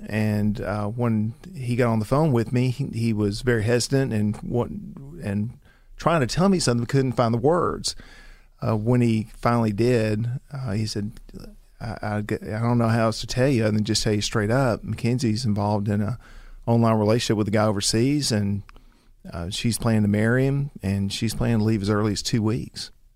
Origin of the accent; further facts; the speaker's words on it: the South, United States; we grew up in the South, you know, as as Christians